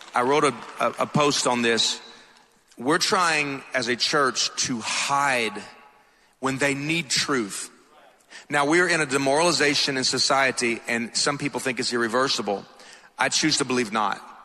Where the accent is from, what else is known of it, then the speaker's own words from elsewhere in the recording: Atlanta, Georgia, United States; accent: thick; I'm from Atlanta, so if my accent's a little thick, that's why